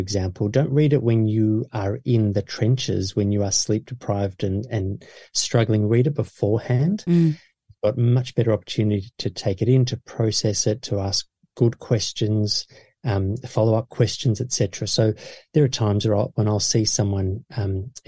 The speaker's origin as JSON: {"language": "English", "country": "Australia", "tie": "born or raised there", "said": "my parents are South African and I was born in Australia"}